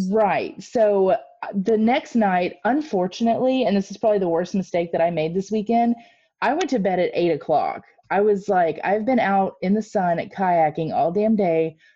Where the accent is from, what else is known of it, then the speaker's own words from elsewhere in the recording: Midwest, United States; accent: Midwestern; my Midwestern accent